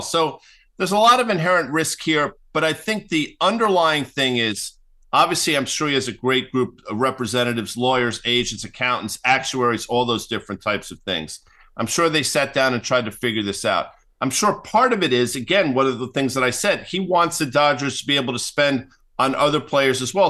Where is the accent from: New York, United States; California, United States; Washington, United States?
New York, United States; moved away as an adult; now in New Jersey, United States; I grew up in New York. I live in New Jersey